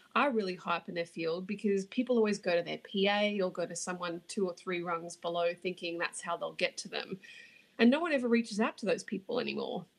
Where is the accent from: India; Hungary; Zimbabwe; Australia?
Australia; accent: Australian; moved away as an adult; now in New York City, United States; judging by the accent, you can tell I'm from Australia.